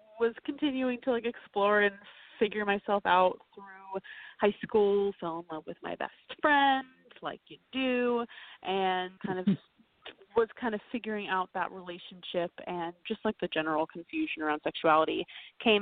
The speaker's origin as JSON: {"language": "English", "town": "New York City", "region": "New York", "country": "United States", "tie": "born or raised there", "said": "I grew up downtown New York City"}